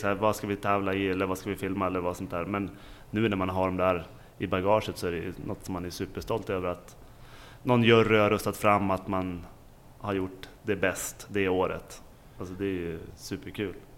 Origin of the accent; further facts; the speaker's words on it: Åre, Jämtland, Sweden; jag är från Åre